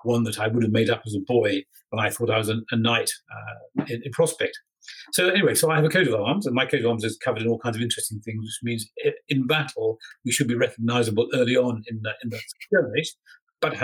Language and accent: English; England, United Kingdom; I'm an Englishman